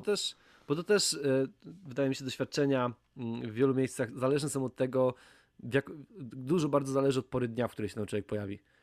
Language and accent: Polish; Łódź Voivodeship, Poland; ja też jestem z Łódzkiego